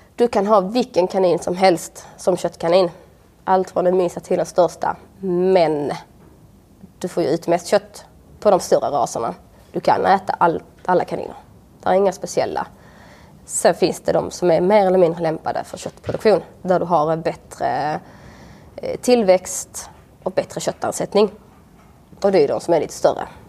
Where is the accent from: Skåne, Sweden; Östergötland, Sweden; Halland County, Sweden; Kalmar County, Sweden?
Skåne, Sweden; Svalöv; moved away as an adult; Utanför eh, Svalöv, på en villa på landet